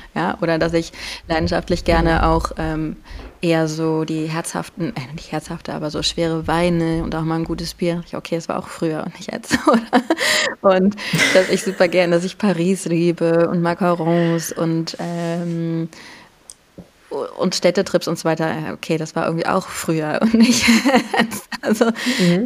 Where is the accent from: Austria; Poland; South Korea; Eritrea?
Poland; Warsaw, Masovian Voivodeship; moved away; ich bin ja Polin. Ich bin in, po in Warschau geboren